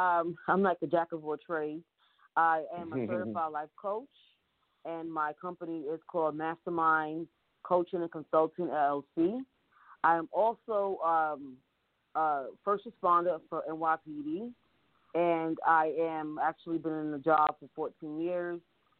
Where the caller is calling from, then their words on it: New York City, New York, United States; I am calling from New York City, Harlem, New York.